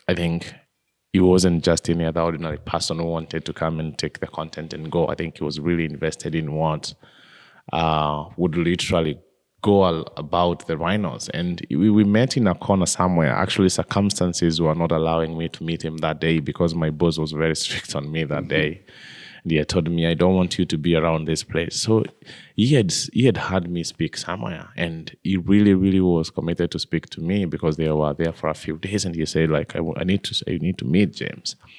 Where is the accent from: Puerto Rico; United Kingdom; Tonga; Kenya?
Kenya; I was born in Kenya, in a, in a small village just below the slopes of Mount Kenya